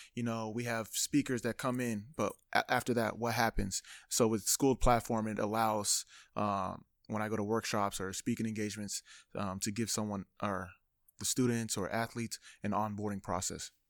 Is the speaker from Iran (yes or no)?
no; Sacramento, California, United States; I was born in Sacra-, or raised in Sacramento